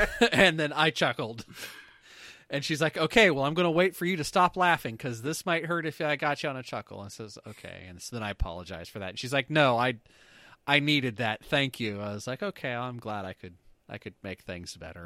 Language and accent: English; Canada; we're Canadian